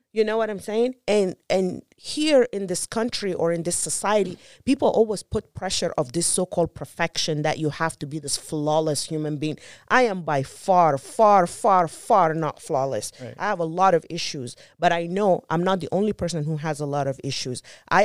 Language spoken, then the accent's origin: English; South Sudan; And growing up in South Sudan, and that's where I came up with my statistic